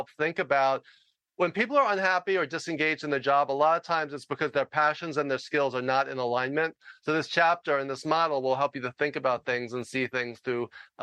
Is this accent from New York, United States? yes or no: yes; New York, United States; I talk loud and fast because I'm from New York